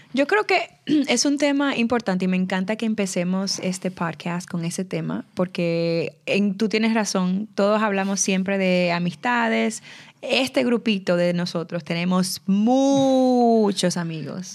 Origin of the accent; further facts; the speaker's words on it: Santo Domingo, Distrito Nacional, Dominican Republic; moved away; con las que yo crecí en Santo Domingo